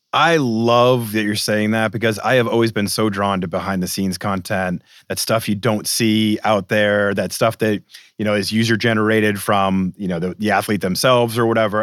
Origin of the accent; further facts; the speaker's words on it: Boston, Massachusetts, United States; I grew up in Boston